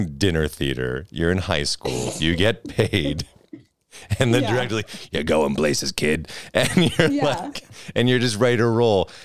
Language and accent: English; Northeast, United States; moved away; I grew up in the Northeast